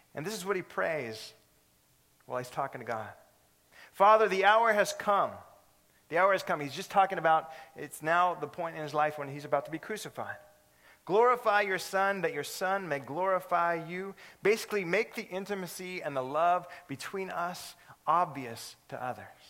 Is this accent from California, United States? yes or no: yes; California, United States; moved away; I'm from California